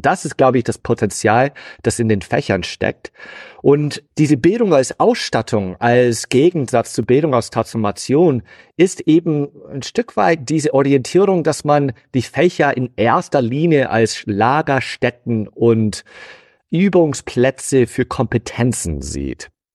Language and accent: German; United States; German is a second language; moved away as an adult; also born or lived in Hannover, Germany; now in Dortmund, Germany; Ich bin gebürtiger Amerikaner